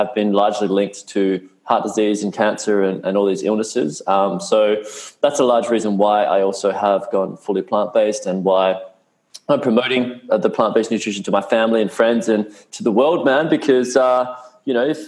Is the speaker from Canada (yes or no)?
no; Perth, Western Australia, Australia; moved away as an adult; also born or lived in United States; I grew up in Perth, Western Australia